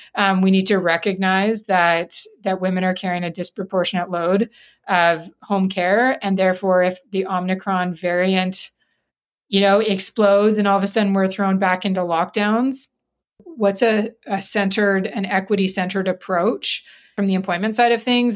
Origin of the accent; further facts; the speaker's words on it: Grande Prairie, Alberta, Canada; also born or lived in Saskatchewan; I'm from Northern Alberta